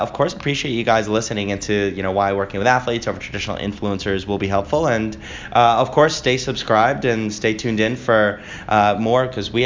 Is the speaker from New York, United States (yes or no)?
yes; New York, United States; I'm from New York